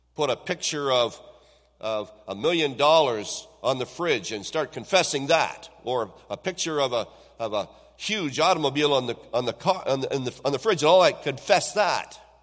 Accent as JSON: {"language": "English", "town": "Owen Sound", "region": "Ontario", "country": "Canada", "tie": "born or raised there", "said": "when I was a young person growing up in the Owen Sound area"}